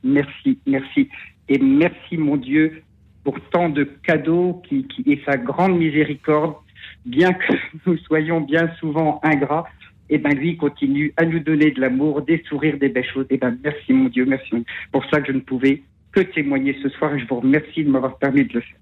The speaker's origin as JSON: {"language": "French", "area": "Marne", "region": "Grand Est", "country": "France", "said": "c'est un tout petit village dans la Marne, donc je suis originaire de la Marne."}